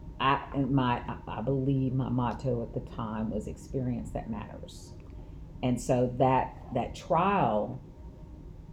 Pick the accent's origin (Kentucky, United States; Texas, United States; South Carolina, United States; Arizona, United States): Texas, United States; Kaufman; also born or lived in Dallas, Texas; I am born and raised in Kaufman County